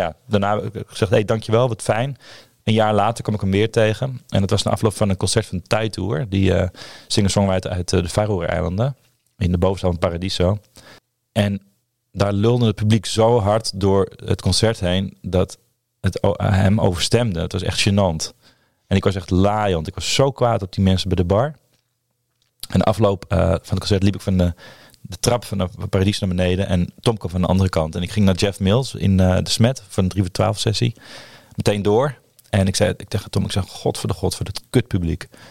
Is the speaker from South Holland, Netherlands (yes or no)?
no; Purmerend, North Holland, Netherlands; Ik ben opgegroeid in Purmerend